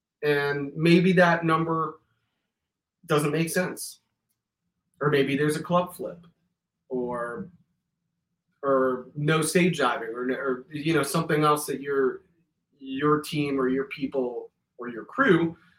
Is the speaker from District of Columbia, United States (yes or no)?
no; Miami, Florida, United States; Growing up in Miami, routing out is easy, bro, because like you're coming from the furthest south.